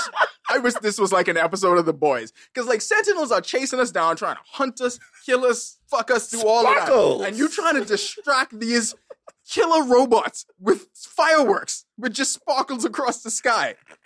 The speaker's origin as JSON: {"language": "English", "town": "New Orleans", "region": "Louisiana", "country": "United States", "said": "I'm from New Orleans. I need the Southern girl."}